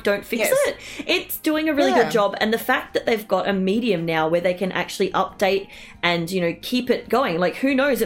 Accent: Australia; as an Australian

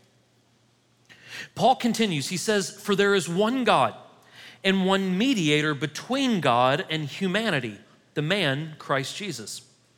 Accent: United States; as an American

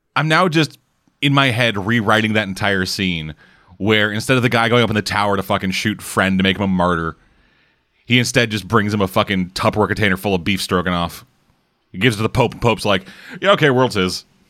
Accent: Canada; I'm Canadian.

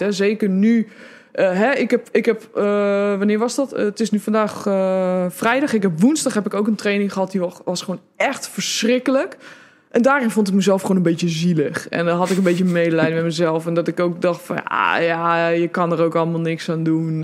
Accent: Netherlands; als Hollander

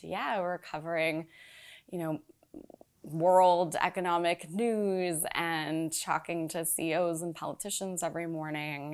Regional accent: Los Angeles, California, United States; moved away as an adult; also born or lived in Orange County, California / Chicago; now in New York, United States; I was born in L

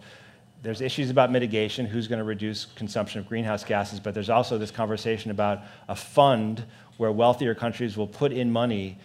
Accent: Chicago, Illinois, United States; moved away; I grew up in Chicago

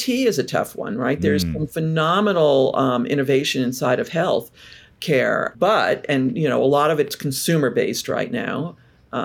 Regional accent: New York, United States; also born or lived in Bay Area / Seattle / Europe / Asia Pacific; now in Portland, United States; I'm from New York originally, but fell in love with Portland years ago.

